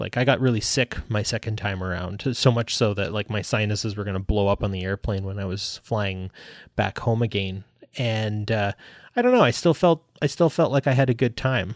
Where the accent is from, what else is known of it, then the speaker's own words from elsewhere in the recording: Canada; I'm, I'm Canadian, too